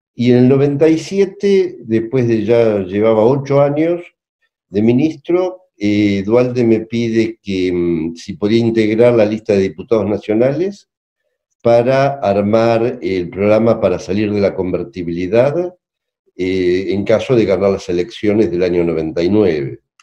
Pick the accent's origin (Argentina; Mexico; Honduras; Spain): Argentina; La Plata, Buenos Aires Province; Yo soy de La Plata, vivo en La Plata